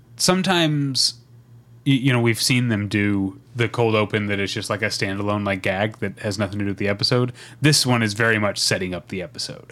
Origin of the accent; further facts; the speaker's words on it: Midwest, United States; where I grew up in the Midwest